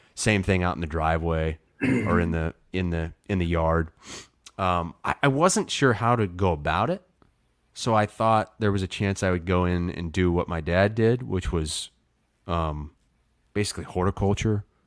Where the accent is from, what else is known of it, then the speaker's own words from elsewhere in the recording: Muscatine, Iowa, United States; moved away as an adult; also born or lived in Davenport, Iowa / Des Moines, Iowa; we moved to Muscatine for my dad's job when I was three. So basically spent the rest of my childhood there until I went to college